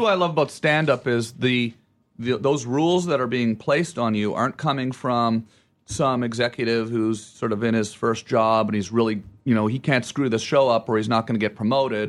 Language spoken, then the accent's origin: English; Ottawa, Ontario, Canada; moved away; I say Ottawa